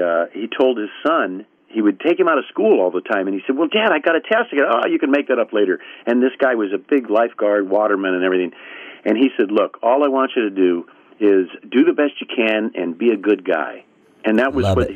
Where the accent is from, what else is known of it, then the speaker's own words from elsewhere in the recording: Newport Beach, California, United States; also born or lived in Bethesda, Maryland; I was probably eight months old when we came back home, where they they decided home was, which was the Newport Beach, Corona Laguna area.